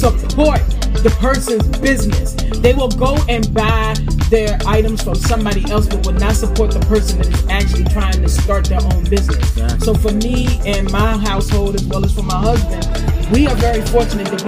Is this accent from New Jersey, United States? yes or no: no; Farmville, Virginia, United States; my hometown of Farmville, Virginia.